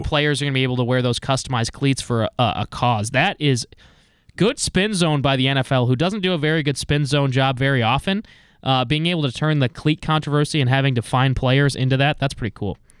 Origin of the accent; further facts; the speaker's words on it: East Coast, United States; moved away; I grew up on the East Coast